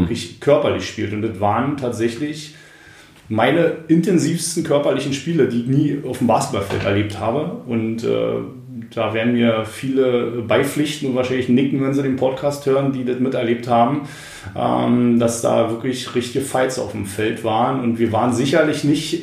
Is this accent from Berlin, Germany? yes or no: no; Brandenburg, Germany; wir sind da wirklich äh, als äh, Brandenburger irgendwie rumgerannt